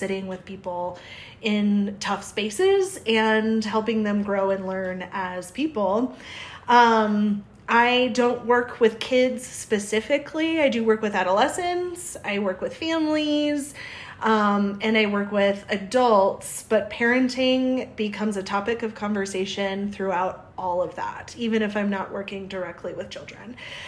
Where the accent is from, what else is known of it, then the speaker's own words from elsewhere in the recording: South Dakota, United States; I'm originally from the Midwest, South Dakota, and so you'll probably hear my O's or my A's.